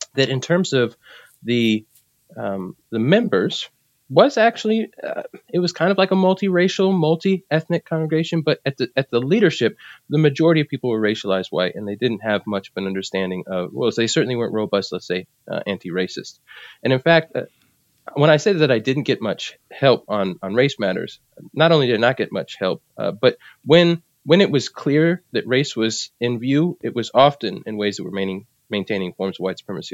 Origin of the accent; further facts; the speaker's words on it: New Jersey, United States; moved away; also born or lived in South Carolina / Philadelphia; though I was born in South Carolina, uh, my family moved from there to Philadelphia and then to New Jersey. So I spent most of my life in, in New Jersey